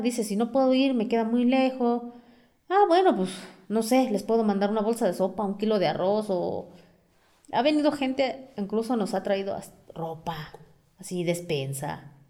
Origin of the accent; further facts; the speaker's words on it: Amealco, Querétaro, Mexico; first language Otomi; Spanish is a second language; tanto como de mi pueblo, tanto como de la ciudad